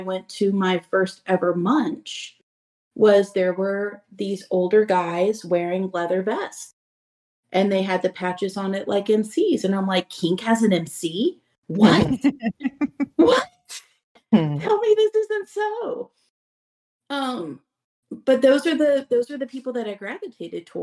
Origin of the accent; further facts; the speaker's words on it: Central Florida, United States; I'm from Central Florida